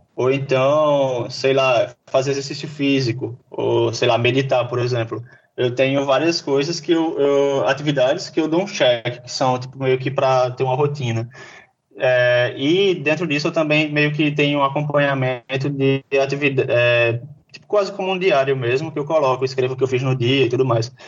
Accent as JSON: {"language": "Portuguese", "town": "João Pessoa", "region": "Paraíba", "country": "Brazil", "said": "eu sou daqui de João Pessoa"}